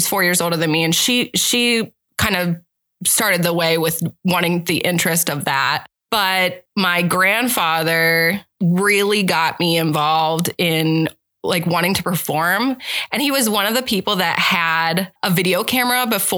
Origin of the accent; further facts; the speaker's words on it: State College, Pennsylvania, United States; moved away as an adult; also born or lived in Boalsburg, Pennsylvania; now in Omaha, United States; I grew up in Bullsburg, went there until sixth grade. Sixth grade, went to State College, and then my high school was State College Area High School.